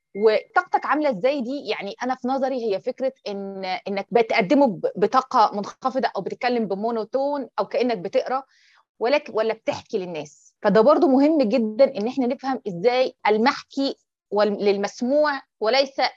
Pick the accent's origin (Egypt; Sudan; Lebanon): Egypt; احنا عندنا في مصر